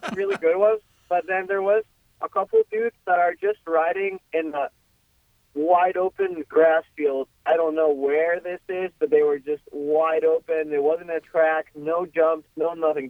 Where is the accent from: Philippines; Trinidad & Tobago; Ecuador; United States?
Ecuador; Quito, Pichincha; first language Spanish; English is a second language; moved away; I'm from Ecuador. Uh, I'm from Quito, Ecuador, the capital.